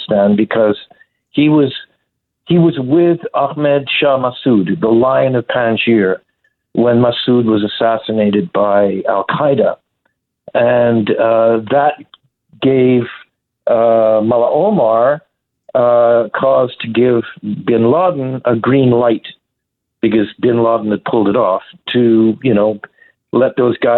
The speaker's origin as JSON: {"language": "English", "country": "Canada", "said": "As a Canadian citizen"}